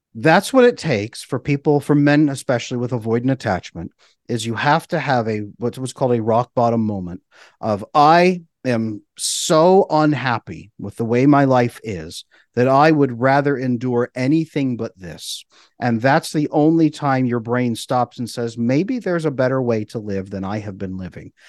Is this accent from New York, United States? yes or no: no; California, United States; I grew up in California